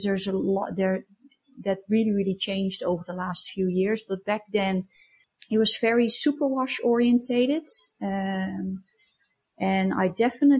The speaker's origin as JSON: {"language": "English", "town": "Breda", "region": "North Brabant", "country": "Netherlands", "tie": "born or raised there", "moved": "yes", "lives_now": "Germany", "said": "I was born in Breda, and that's in the south of Holland, near the Belgian border"}